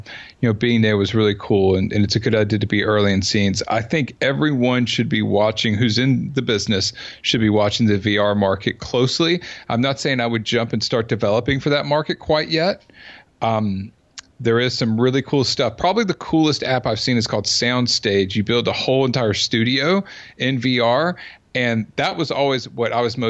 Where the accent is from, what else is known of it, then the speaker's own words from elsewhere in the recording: Georgia, United States; also born or lived in Southern California / Sarasota, Florida; now in Silicon Valley, United States; I'm from Georgia